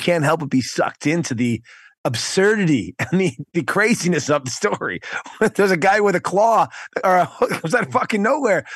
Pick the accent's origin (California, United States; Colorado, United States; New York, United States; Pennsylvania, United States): New York, United States; I'm from New York, not, I'm not from the city